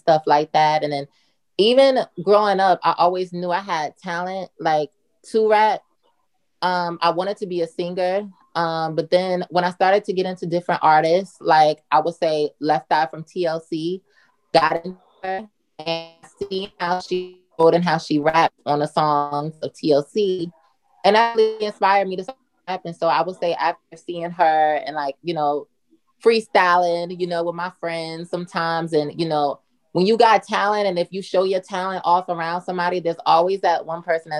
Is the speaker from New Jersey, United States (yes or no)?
yes; Newark, New Jersey, United States; now in New York, United States; I'm from Newark, New Jersey, born and raised.